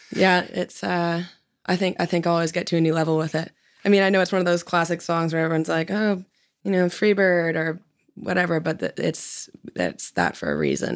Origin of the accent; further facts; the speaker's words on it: Vancouver, British Columbia, Canada; moved away as an adult; now in Nashville, United States; I was born in Vancouver, and then every summer we'd take the boat for about two months and go up north